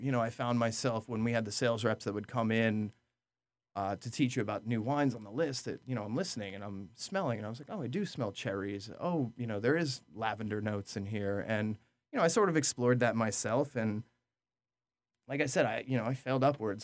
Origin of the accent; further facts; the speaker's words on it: Orange County, New York, United States; also born or lived in New Jersey; I grew up in, in Orange County, New York